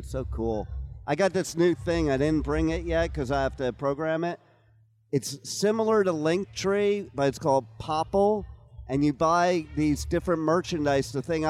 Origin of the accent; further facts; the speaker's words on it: New Jersey, United States; I'm from Jersey, and I moved her to New Jersey